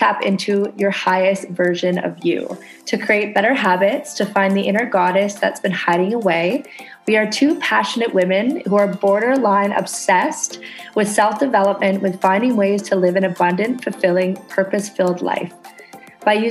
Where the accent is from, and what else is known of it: Canada; now in Indonesia